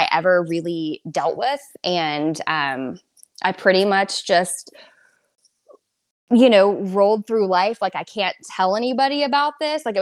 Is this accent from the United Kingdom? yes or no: no; Southern California, United States; I am from Southern California originally